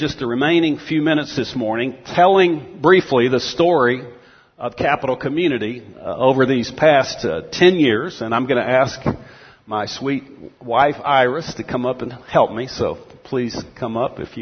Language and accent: English; Texas, United States; moved away; I grew up in Texas, eventually went to the University of Texas at Austin